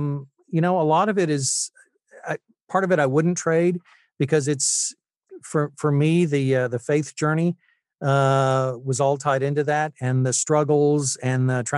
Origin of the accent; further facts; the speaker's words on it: Utah, United States; also born or lived in Tennessee; I was born in Tennessee, but I actually lived in Utah from 79 to 82 or 83. So I spent my high school years there and fell in love with the place.